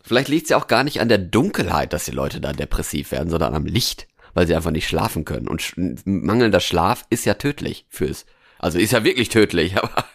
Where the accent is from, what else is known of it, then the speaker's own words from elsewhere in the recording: Norway; now in Germany; in Norwegen, in meiner alten Heimat